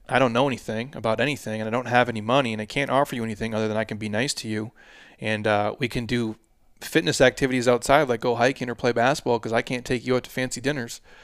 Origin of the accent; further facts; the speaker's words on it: Midwest, United States; now in Arizona, United States; I drove trucks as a kid, obviously, in the Midwest, uh, all through the winters